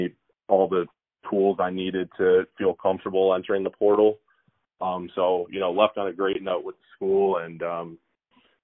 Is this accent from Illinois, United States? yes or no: yes; Illinois, United States; my home state, Illinois